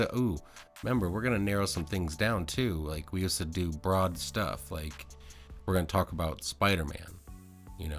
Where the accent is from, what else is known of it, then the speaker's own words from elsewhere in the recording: Michigan, United States; now in Colorado, United States; I'm from Michigan